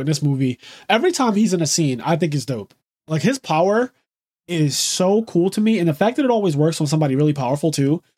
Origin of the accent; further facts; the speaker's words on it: United States; first language English; being an American, being an English speaker is my first language and really the only language that I speak